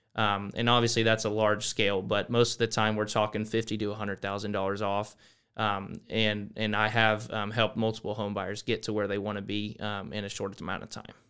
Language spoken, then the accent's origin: English; Boerne, Texas, United States; moved away as an adult; now in College Station, United States; I'm from Burney, Texas. Um, really came from, um, that area, a little small town right outside San Antonio